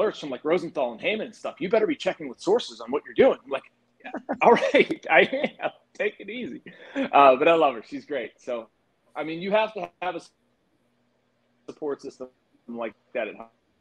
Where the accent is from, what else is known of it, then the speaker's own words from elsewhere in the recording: Pittsburgh, Pennsylvania, United States; also born or lived in Washington, D.C.; I grew up in the South Hills, went to Brentwood